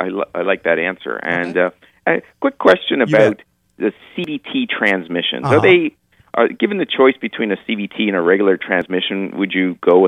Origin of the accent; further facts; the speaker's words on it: Toronto, Ontario, Canada; I'm probably from Toronto in Canada.